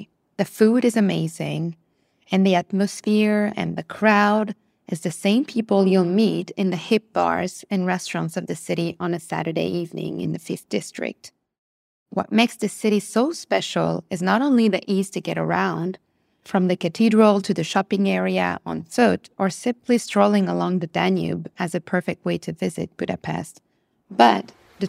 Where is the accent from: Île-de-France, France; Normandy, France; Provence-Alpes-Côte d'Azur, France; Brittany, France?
Île-de-France, France; Paris; also born or lived in New York, United States; now in London, United Kingdom; I'm originally from Paris, and I've lived in New York and moved to London in 2018.